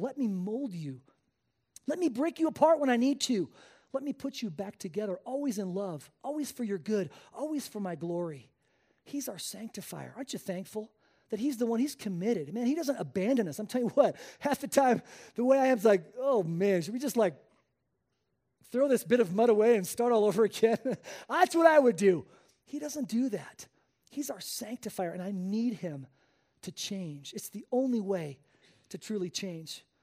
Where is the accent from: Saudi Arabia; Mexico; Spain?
Spain; moved away as an adult; I was born and raised in Spain. Uh, I spent the first eighteen years of my life there